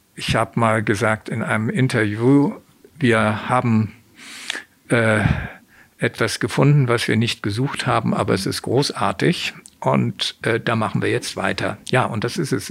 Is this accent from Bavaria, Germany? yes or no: no; Hamburg, Germany; Ich bin in Hamburg geboren, aufgewachsen